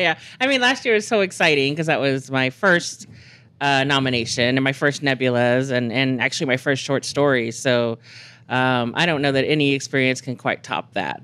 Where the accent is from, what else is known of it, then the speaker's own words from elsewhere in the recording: Texas, United States; now in New Mexico, United States; I grew up in Texas